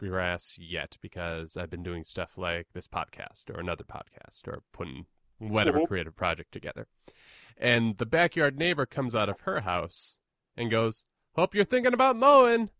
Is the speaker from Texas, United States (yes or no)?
no; Minneapolis, Minnesota, United States; I am from Minneapolis